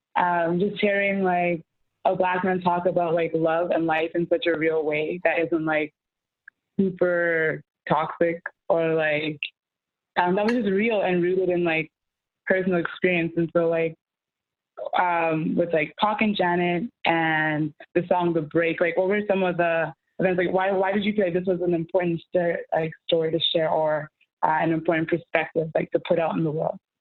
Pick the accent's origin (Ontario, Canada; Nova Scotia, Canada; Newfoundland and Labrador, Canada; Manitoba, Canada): Manitoba, Canada; Winnipeg; I grew up in Central